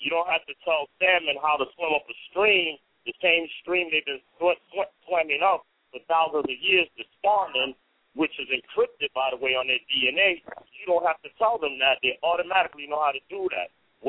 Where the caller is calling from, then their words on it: New York City, New York, United States; I'm calling from the Bronx.